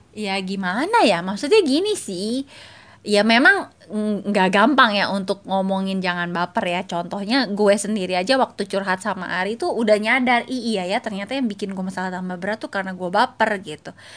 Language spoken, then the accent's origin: Indonesian; Cilegon, Banten, Indonesia; moved away as an adult; also born or lived in Jakarta; gue waktu kuliah gue dari Cilegon kuliah di Jakarta